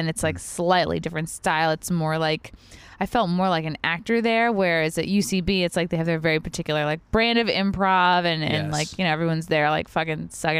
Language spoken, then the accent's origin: English; Long Island, New York, United States; accent: Long Island; Well, that's because I've really worked hard to get rid of my shitty Long Island accent